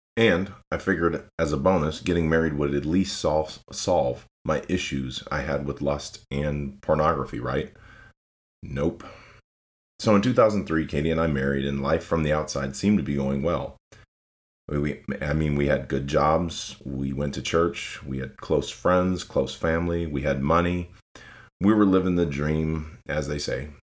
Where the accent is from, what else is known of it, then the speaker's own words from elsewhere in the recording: Lansing, Michigan, United States; moved away as an adult; now in Tennessee, United States; I was born and raised in Lansing, Michigan.